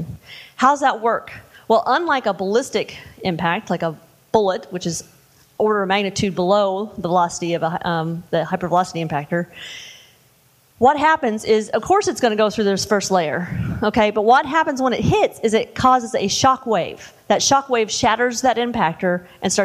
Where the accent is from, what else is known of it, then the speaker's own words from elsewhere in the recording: Indiana, United States; I grew up in I'm from Indiana